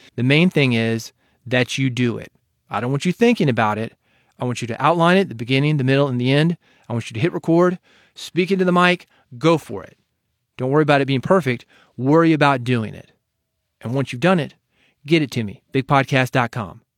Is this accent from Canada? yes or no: no; Nashville, Tennessee, United States; I'm from Nashville